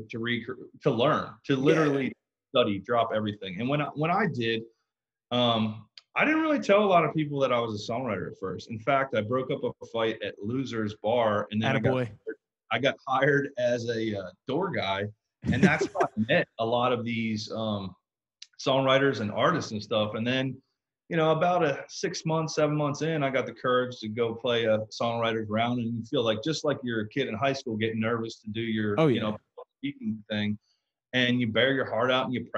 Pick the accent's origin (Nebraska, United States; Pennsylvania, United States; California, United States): Pennsylvania, United States; West Chester; moved away as an adult; also born or lived in Roswell, Georgia; now in Nashville, United States; I grew up in Westchester